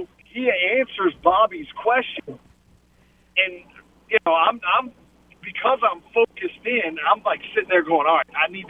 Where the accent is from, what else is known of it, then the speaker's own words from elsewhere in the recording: New Orleans, Louisiana, United States; moved away; I'm from New Orleans, right? So all the New Orleans guys know me.